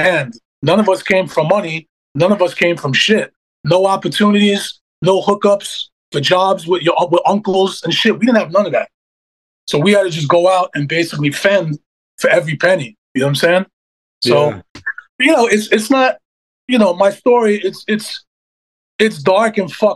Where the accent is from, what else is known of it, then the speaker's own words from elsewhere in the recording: New York City, New York, United States; This was in Canarsie. This was Glenwood Houses.